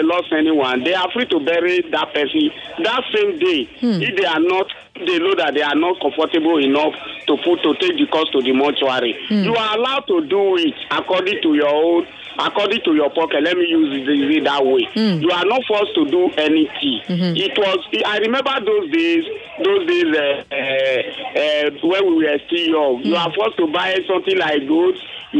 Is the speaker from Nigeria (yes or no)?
yes; Edo, Nigeria; now in Lagos, Nigeria; Yeah, I'm from Edo State.